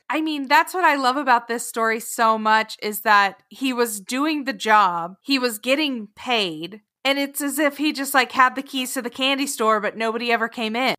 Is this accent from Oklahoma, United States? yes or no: yes; Sterling, Oklahoma, United States; moved away; my hometown of Sterling, Oklahoma.